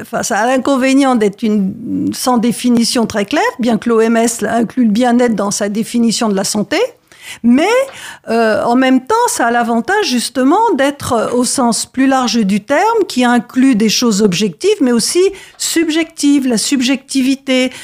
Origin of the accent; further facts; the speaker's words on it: France; chez nous, en France